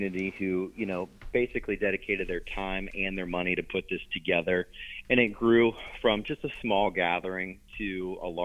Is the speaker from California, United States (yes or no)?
no; Clarksburg, West Virginia, United States; I grew up in North Central West Virginia in Clarksburg, West Virginia